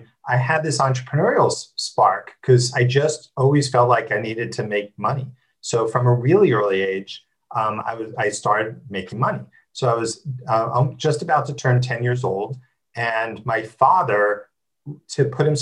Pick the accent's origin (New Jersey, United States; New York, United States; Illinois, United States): New Jersey, United States; I grew up in New Jersey, which is normal enough